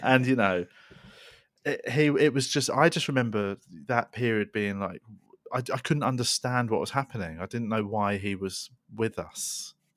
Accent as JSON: {"language": "English", "region": "London", "country": "United Kingdom", "tie": "born or raised there", "said": "we grew up in Tooting in South London"}